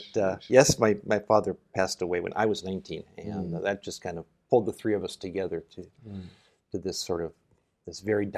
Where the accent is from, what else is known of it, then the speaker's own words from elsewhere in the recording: Minneapolis, Minnesota, United States; moved away as an adult; also born or lived in France / Iwate, Japan; now in Japan; I was born and raised in Minneapolis, mm-hmm. a suburb just outside of Minneapolis, Minnesota